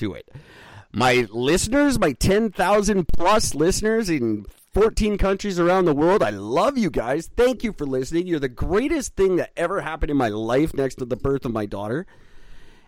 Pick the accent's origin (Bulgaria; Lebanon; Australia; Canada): Canada; I'm Canadian